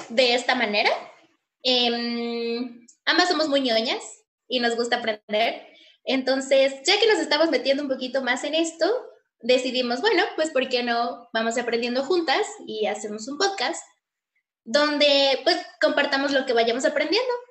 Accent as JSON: {"language": "Spanish", "region": "Yucatán", "country": "Mexico", "said": "eh, soy de Yucatán, soy mm, de sangre maya y tengo 25 años"}